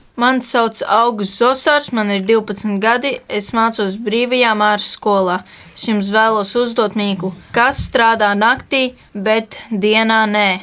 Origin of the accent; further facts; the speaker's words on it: Sigulda, Latvia; es esmu no Sigūdas